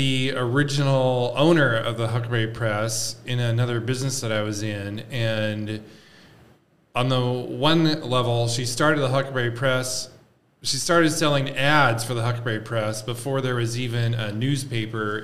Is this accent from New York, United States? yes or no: no; Spokane, Washington, United States; also born or lived in Seattle, Washington; now in Davenport, United States; I was born and raised in Spokane